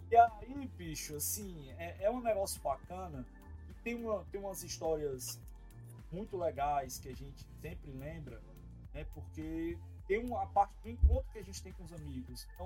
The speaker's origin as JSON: {"language": "Portuguese", "region": "Ceará", "country": "Brazil", "said": "Aí eu, ô oh, cara, prazer dizer que eu sou cearense, cabeça chata lá do Ceará."}